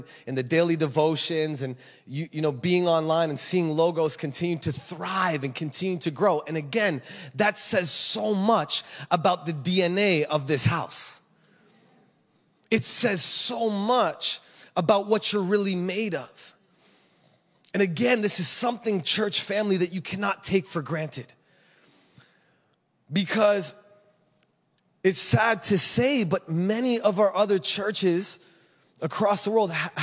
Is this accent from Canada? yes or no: yes; Canada; now in Kona, United States; this is where I'm from. I'm so blessed to say that I'm from Canada